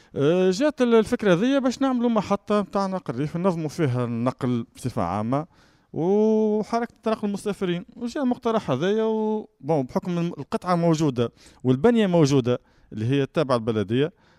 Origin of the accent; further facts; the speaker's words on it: Tunisia; انا مواطن واني الموظف تونسي